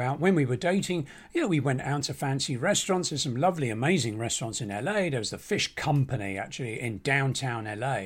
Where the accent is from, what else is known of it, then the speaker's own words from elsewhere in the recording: Barnet, London, United Kingdom; moved away as an adult; now in Los Angeles, United States; coming here as an Englishman from the small town of Barnet